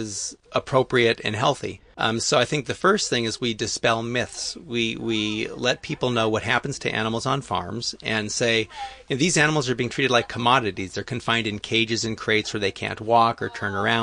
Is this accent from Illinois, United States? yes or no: no; Los Angeles, California, United States; growing up, I was in Hollywood